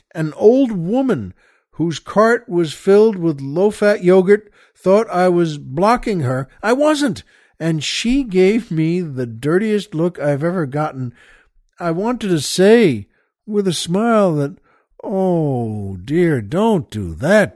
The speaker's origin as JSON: {"language": "English", "region": "New York", "country": "United States", "tie": "born or raised there", "moved": "yes", "lives_now": "Los Angeles, United States", "said": "I grew up in New York"}